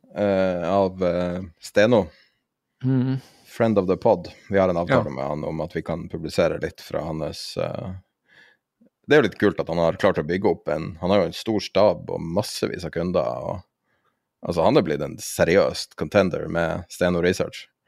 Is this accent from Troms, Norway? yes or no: yes; Tromsø, Troms, Norway; I Tromsø, der jeg er fra